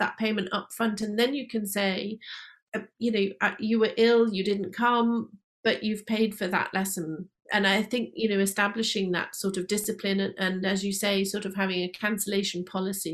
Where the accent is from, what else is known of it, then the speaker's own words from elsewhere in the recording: United Kingdom; we are British